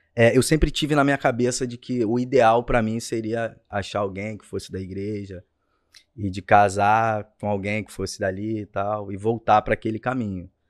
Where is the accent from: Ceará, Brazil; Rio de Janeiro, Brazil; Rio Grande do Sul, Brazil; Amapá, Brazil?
Rio de Janeiro, Brazil; Rio Bonito; also born or lived in São Gonçalo; eu nasci em São Gonçalo, cara. Nasci em São Gonçalo, terra boa aí do Rio de Janeiro, para quem conhece. E aí eu fui morar em Rio Bonito, cresci em Rio Bonito